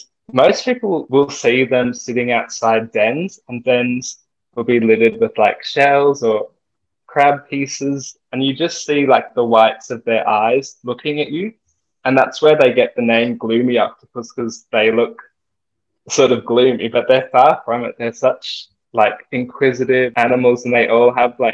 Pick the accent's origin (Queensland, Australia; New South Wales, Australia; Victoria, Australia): New South Wales, Australia; Sydney; I grew up in Sydney, in New South Wales.